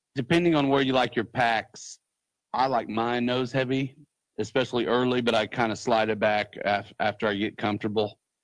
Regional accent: Muncie, Indiana, United States; I love Muncie because it's my hometown

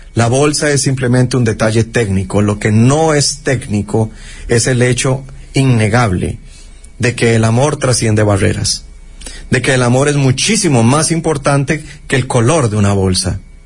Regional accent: Costa Rica; como costarricenses

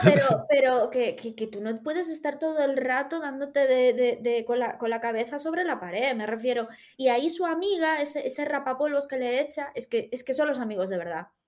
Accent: Galicia, Spain; accent: Galician; Tengo acento gallego hoy

